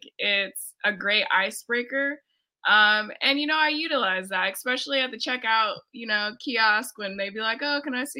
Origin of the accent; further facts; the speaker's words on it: Fresno, California, United States; my upbringing in Fresno, California